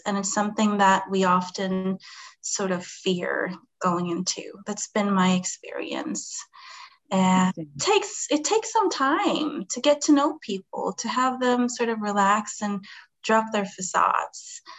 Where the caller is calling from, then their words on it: Sweden; English is a second language; I'm calling from Sweden.